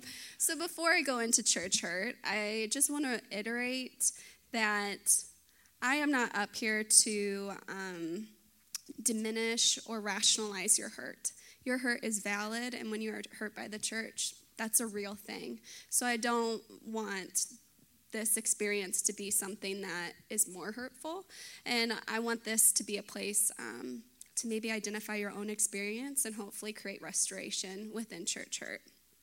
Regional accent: Dallas, Texas, United States; I was born in Dallas, lived in the suburbs.

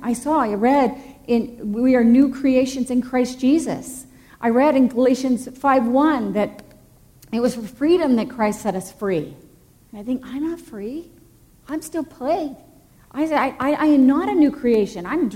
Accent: the South, United States; moved away; I grew up in the South, most of you know. And I grew up in the Bible Belt.

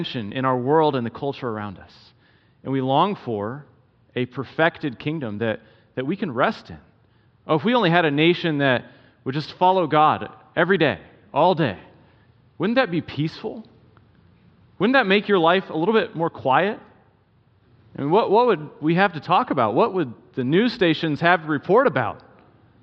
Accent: South Carolina, United States; moved away as an adult; also born or lived in Wisconsin / Michigan; I was born and raised in South Carolina, so I'm an East Coaster

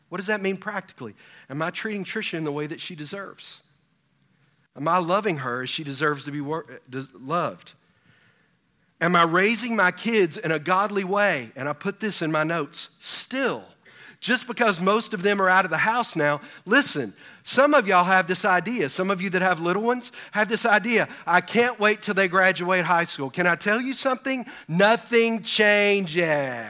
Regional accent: Texas, United States; I'm from Texas

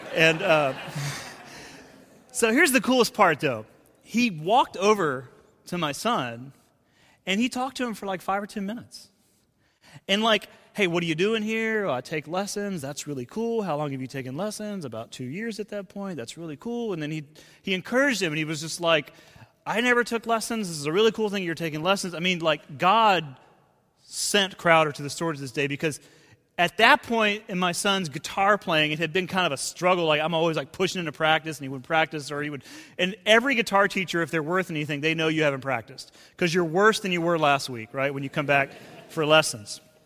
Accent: Decatur, Georgia, United States; moved away as an adult; also born or lived in Cincinnati; that's where I grew up in Decatur. I'm a Decatur kid

